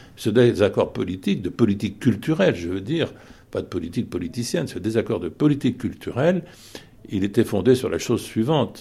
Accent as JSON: {"language": "French", "town": "Saint-Étienne", "region": "Auvergne-Rhône-Alpes", "country": "France", "said": "moi-même j'étais issu de Saint-Étienne"}